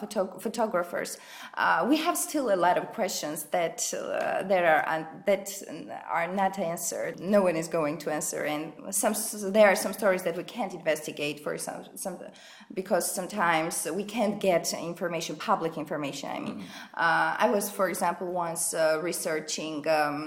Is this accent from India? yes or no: no; Tbilisi, Georgia; I'm from Tbilisi